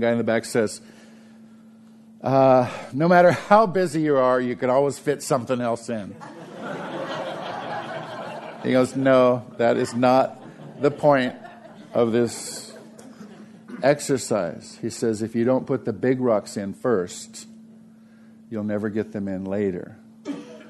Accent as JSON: {"language": "English", "country": "United States", "said": "I'm 100% American. I'm an American."}